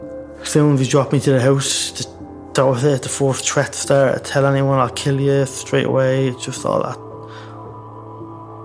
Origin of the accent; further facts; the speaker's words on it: Dublin, Leinster, Ireland; I'd seen heroin and I'd seen needles before all my life, growing up in Ballymore